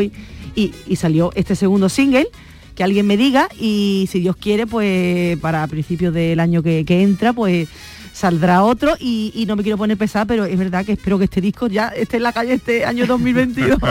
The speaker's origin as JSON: {"language": "Spanish", "town": "Huelva", "region": "Andalusia", "country": "Spain", "said": "ir a Huelva, pues que viera imágenes de mi tierra"}